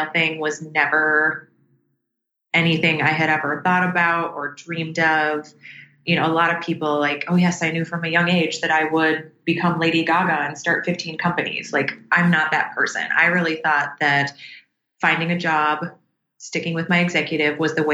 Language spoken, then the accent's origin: English; Minneapolis, Minnesota, United States; where I was born and raised in Minneapolis, Minnesota